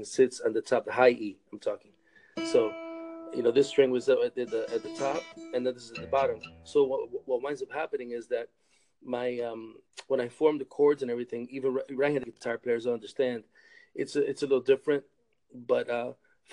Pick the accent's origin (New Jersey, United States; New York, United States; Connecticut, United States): New York, United States; Rochester; also born or lived in Massachusetts; now in Michigan, United States; I grew up in Rochester, New York, born in Rochester, New York